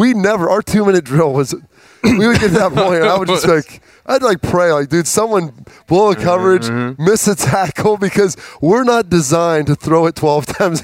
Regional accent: Ohio, United States; from growing up in Ohio and knowing 10 years of 13 years of ineptitude

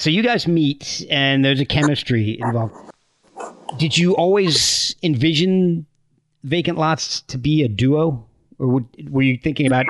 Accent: Branchburg, New Jersey, United States; also born or lived in Texas / Virginia; I spent a lot of time up until fourth grade, moving up and down between Texas and Virginia and New Jersey and all. And then we settled down in Central Jersey in Branchburg, right?

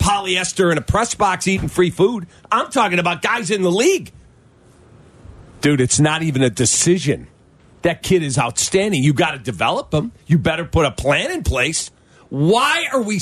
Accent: Chicago, Illinois, United States; he was a Chicago guy. Love him or hate him, he was from Chicago

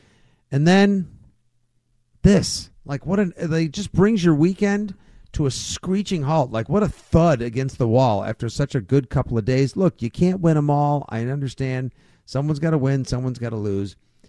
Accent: Braintree, Massachusetts, United States; my hometown of Braintree

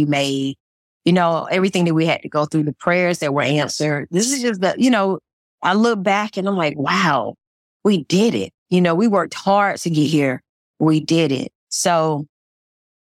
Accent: Georgia, United States; I'm from Georgia

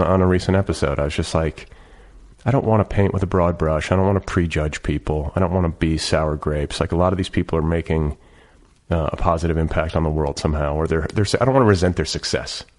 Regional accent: Midwest, United States; I'm from the Midwest. I was like, this wasn't happening in Milwaukee.

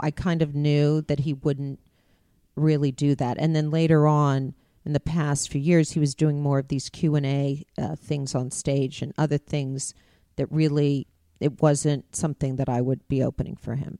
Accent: Beverly Hills, California, United States; growing up in Beverly Hills

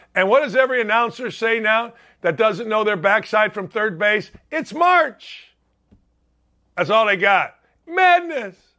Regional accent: Gary, Indiana, United States; my hometown, Gary Oldtimers, Gary, Indiana

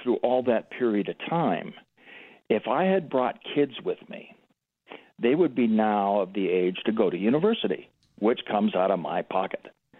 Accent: Canada; moved away as an adult; now in Colorado, United States; I'm an expatriate from Canada. And by the way, Canuck is a term of endearment. And I've been here since 97. I came in legally

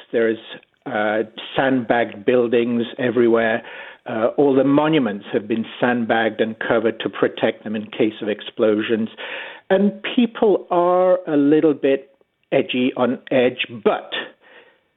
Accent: England, United Kingdom; moved away as an adult; now in London, Canada; I grew up in England and moved to Canada 40 years ago.

